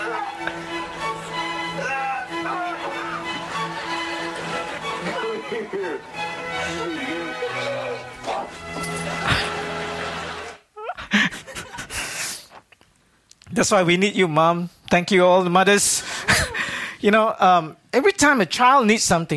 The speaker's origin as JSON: {"language": "English", "country": "Singapore", "accent": "Singlish", "moved": "as an adult", "lives_now": "Mobile, United States", "said": "I'm originally from Singapore, so you have some Singlish tonight"}